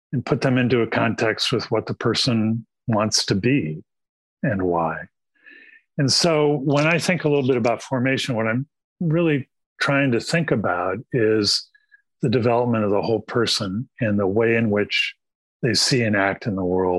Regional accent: Midwest, United States; When I grew up in the Midwest, we moved around a lot.

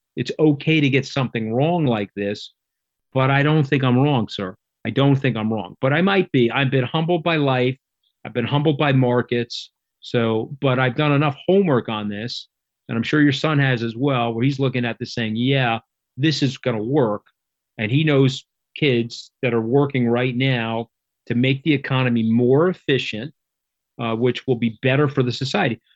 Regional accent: Long Island, New York, United States; I am from Long Island

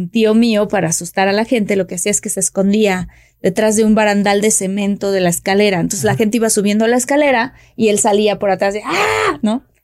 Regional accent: Villahermosa, Tabasco, Mexico; Soy de Villahermosa, Tabasco.

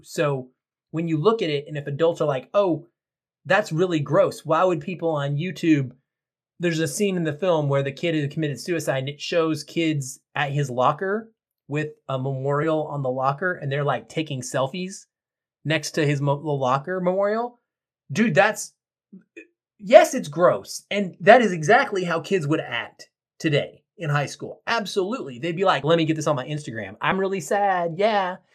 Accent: the South, United States; I grew up in the South and not in the 70s, but in the 80s and the 90s

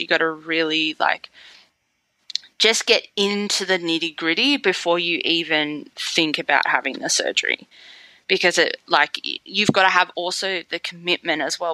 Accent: Sydney, New South Wales, Australia; I'm from Sydney, Australia

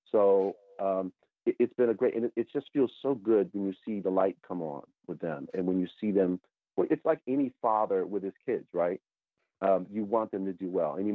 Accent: New York, United States; I have a New York, I'm from the New York area.

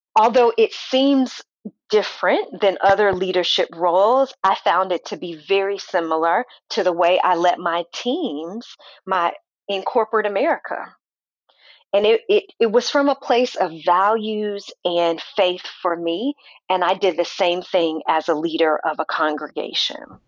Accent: St. Louis, Missouri, United States; now in Kansas City, United States; I grew up in St. Louis, Missouri. Born and raised there

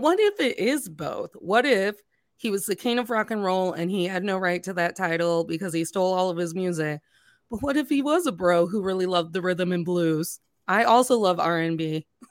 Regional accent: Northwest Indiana, United States; I grew up in Northwest Indiana.

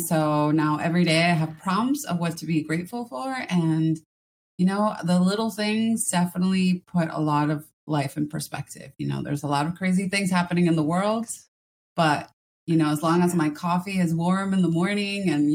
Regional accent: Miami, Florida, United States; also born or lived in Ecuador; I was born here in Miami, Florida

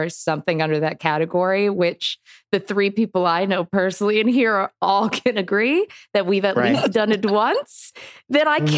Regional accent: Massachusetts, United States; also born or lived in Maine; now in Los Angeles, United States; I was born in Maine, which is mildly cool. And then I grew up in Massachusetts and now I live

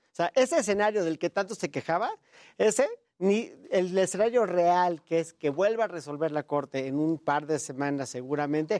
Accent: Mexico; me congratulo como mexicano

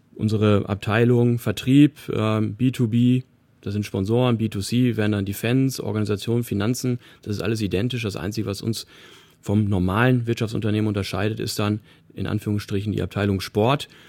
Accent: Paderborn, North Rhine-Westphalia, Germany; now in Heidenheim, Germany; meine Heimatstadt Paderborn

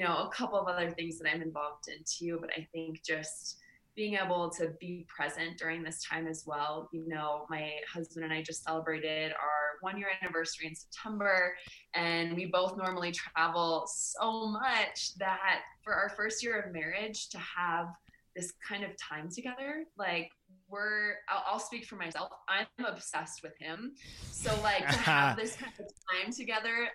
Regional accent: California, United States; I was born in California.

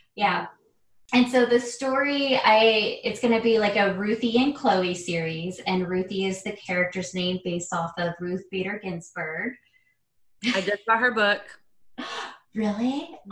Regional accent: Arizona, United States; growing up in a small town

